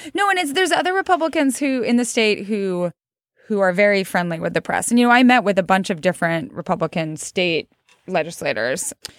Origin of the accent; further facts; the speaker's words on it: Idaho, United States; also born or lived in New York; now in Missoula, United States; I'm from Idaho